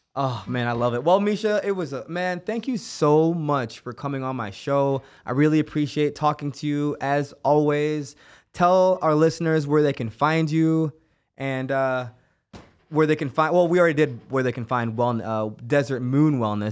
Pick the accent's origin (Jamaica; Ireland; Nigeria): Jamaica; Kingston; now in United States; I grew up in Kingston, Jamaica, where we grew up with no hot water